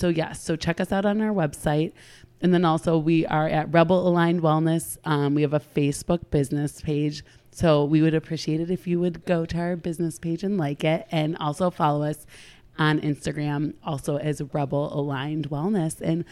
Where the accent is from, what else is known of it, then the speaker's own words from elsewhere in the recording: Ohio, United States; And I'm from Ohio and she's from Washington, and we both have it.